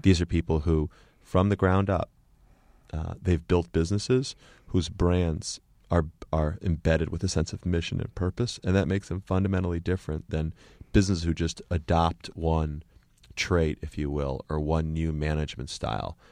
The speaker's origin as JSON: {"language": "English", "region": "Connecticut", "country": "United States", "tie": "born or raised there", "also_born_or_lived": "Boston", "moved": "yes", "said": "when I grew up in Connecticut, there were no Iranians"}